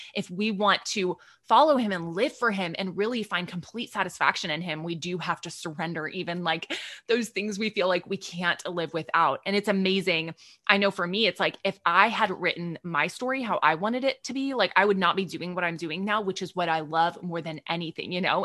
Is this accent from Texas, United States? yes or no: yes; Texas, United States; I'm from Texas